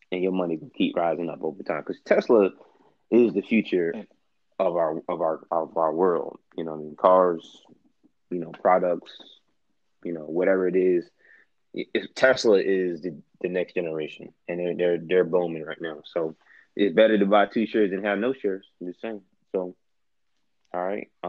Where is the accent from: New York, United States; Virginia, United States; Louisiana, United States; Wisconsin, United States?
New York, United States; I'm from New York.